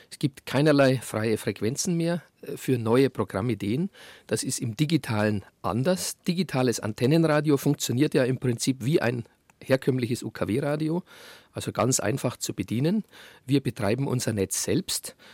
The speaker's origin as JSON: {"language": "German", "town": "Munich", "region": "Bavaria", "country": "Germany", "said": "ich selber bin Münchner mit äh, einer äh, Familiengeschichte, die weit zurückreicht, drei, vier Generationen Münchner."}